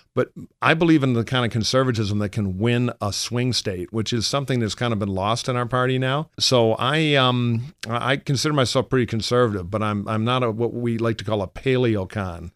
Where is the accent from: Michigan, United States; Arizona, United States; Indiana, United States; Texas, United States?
Michigan, United States; now in California, United States; I worked for John Engler in my home state of Michigan